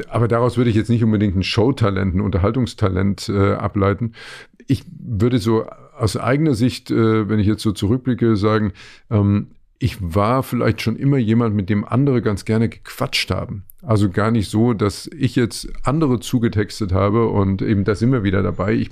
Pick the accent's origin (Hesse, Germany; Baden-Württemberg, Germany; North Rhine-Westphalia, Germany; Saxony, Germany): Saxony, Germany; Leipzig; moved away; also born or lived in Frankfurt am Main; Also ich bin ja in Leipzig groß geworden, genau. wir haben Westfernsehen geschaut.